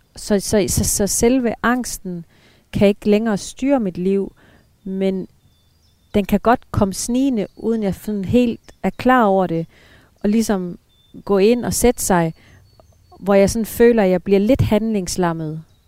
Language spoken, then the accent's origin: Danish; Denmark; moved away; hjemme i Danmark